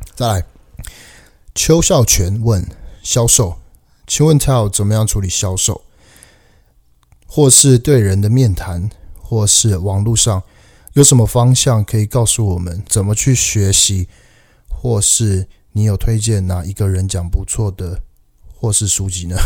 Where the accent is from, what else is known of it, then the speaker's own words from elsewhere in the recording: Taiwan; also born or lived in Canada; 加我台湾人，所以我们都是，都是亚洲人